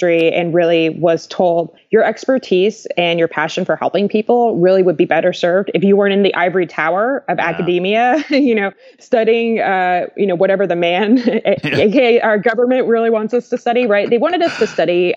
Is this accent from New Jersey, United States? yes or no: yes; New Jersey, United States; moved away as an adult; also born or lived in California; I grew up in New Jersey